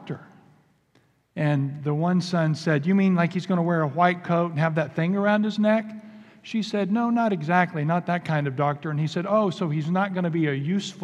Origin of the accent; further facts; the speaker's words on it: Indiana, United States; moved away; also born or lived in Kentucky; We're actually from Indiana originally. We moved to Kentucky for seminary. But I grew up on gravel roads and in cornfields